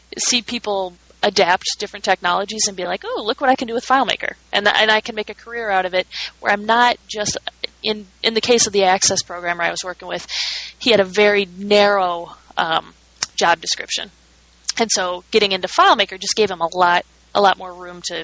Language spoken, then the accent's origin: English; Minnesota, United States; moved away; I'm from Minnesota